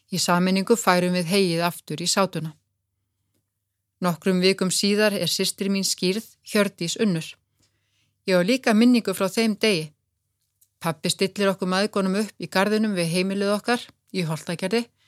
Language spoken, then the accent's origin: Icelandic; Kópavogur, Capital Region, Iceland; Við sýstur ölumst upp í Kópavogi